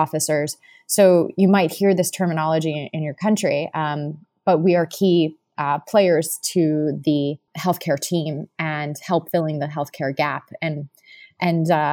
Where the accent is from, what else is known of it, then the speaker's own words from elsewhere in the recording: Miami, Florida, United States; I'm from Miami, Florida. That's currently where I live as well, in Miami Beach.